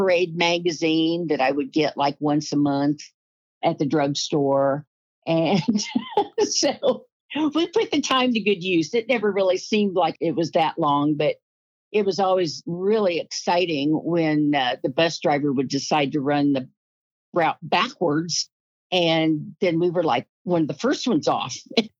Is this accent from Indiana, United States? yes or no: yes; Rushville, Indiana, United States; moved away; I was born in Rushville, Indiana